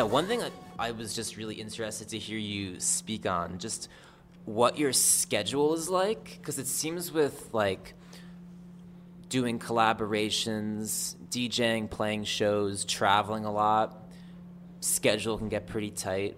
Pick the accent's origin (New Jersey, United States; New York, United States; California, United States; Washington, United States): New Jersey, United States; I'm from Jersey.